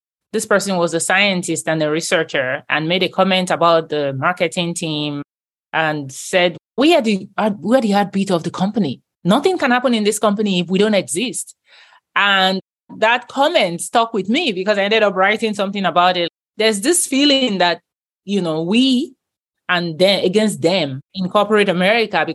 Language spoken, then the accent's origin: English; Nigeria; moved away as an adult; now in United States; Christianity growing up in Nigeria was like the norm